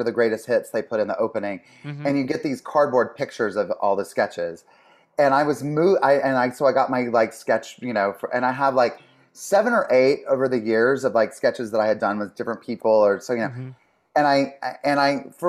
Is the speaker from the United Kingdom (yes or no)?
no; the South, United States; growing up in the South, they really wanted us to have culture. And so they would take us to theater and concerts, like, you know, and opera and whatever would come to town or near, they would take us, we would go to Charlotte, like an hour away.